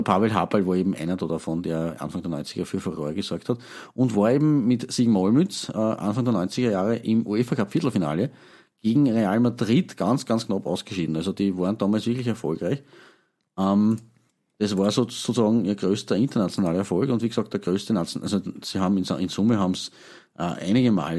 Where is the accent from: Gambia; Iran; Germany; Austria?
Austria; Eastern Austria; Gezwungenermaßen als, als Ostösterreicher